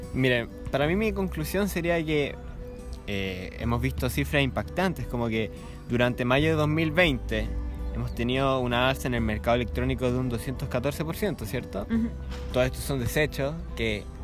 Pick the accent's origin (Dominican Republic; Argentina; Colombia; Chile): Chile; como sociedad chilena